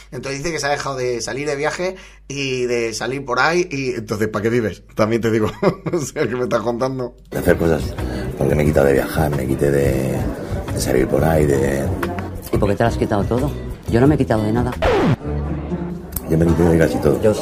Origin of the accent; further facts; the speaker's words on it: Torrevieja, Valencian Community, Spain; Yo soy de Torrevieja, en Alicante.